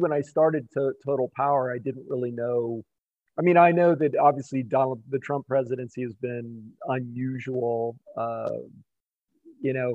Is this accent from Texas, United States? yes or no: no; Wyoming, United States; I'm from Wyoming. I mean, it doesn't get any more coal than this.